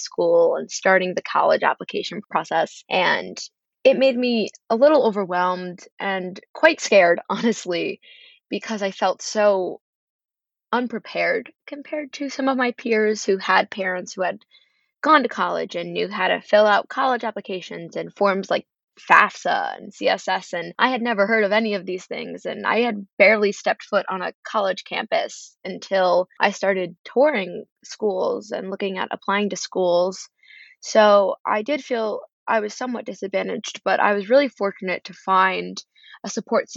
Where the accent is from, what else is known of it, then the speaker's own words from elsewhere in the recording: Carmel, New York, United States; moved away as an adult; I come from Carmel, New York, which is about an hour north of New York City